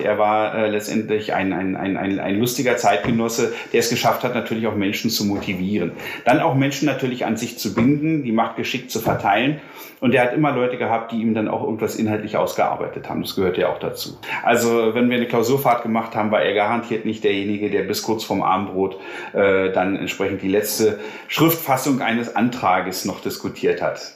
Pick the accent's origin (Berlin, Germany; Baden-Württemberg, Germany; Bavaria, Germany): Berlin, Germany; now in Lüdenscheid, Germany; als Westberliner